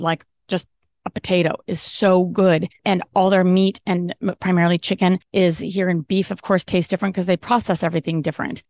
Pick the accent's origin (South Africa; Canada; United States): United States; Colorado; moved away as an adult; also born or lived in Maui, Hawaii / Belize; I'm originally from Colorado, then moved to Maui for five years